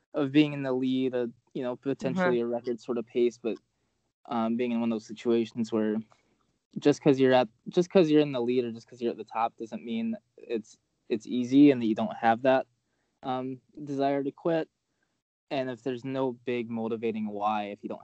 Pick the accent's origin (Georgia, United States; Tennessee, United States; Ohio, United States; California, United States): Georgia, United States; Atlanta; moved away; I'm originally from Atlanta